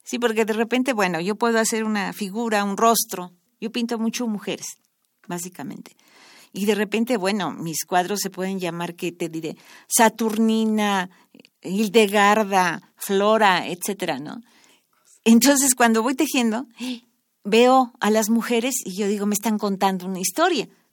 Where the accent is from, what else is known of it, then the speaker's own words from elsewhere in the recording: Mexico City, Mexico; yo nací en, en Coajimalpa, la delegación está de Coajimalpa. Ahí estudié la primaria, la secundaria